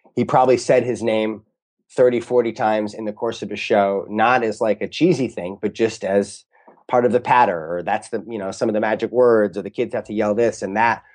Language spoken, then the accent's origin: English; St. Louis, Missouri, United States; also born or lived in Boston; now in Los Angeles, United States; growing up in Saint Louis